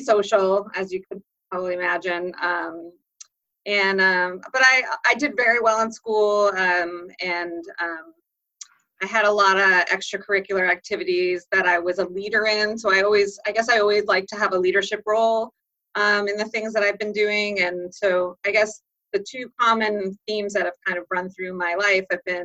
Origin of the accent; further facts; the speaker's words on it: suburbs of Boston, Massachusetts, United States; also born or lived in Wellesley, Massachusetts / Dover, Massachusetts; grew up in the suburbs of Boston. I was born in Wellesley, and then I moved to Dover when I was sixth grade